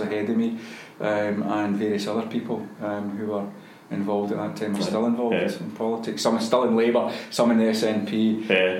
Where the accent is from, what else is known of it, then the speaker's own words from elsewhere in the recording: Glasgow, Scotland, United Kingdom; also born or lived in Helensburgh; I was born in Helensburgh when my parents were living at the time, but we moved back to Glasgow when I was young, about four, I think. And we're in Springburn